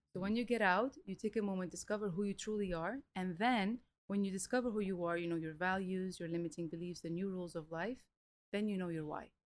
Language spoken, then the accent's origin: English; Lebanon; moved away as an adult; also born or lived in Melbourne, Australia / Romania / Italy / Reunion; now in Dubai, United Arab Emirates; I was raised in Lebanon. We moved when I was four, and then when I was 18, I left to Europe